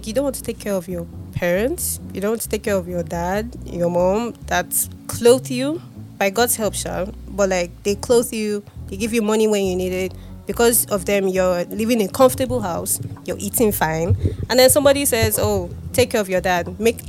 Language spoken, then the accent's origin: English; Nigeria; Yes, I'm Nigerian.